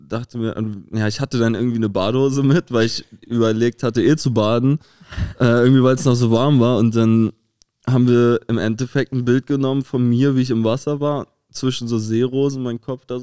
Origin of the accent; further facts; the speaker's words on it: Rostock, Mecklenburg-Vorpommern, Germany; now in Berlin, Germany; ich komme ja auch aus der Hansestadt.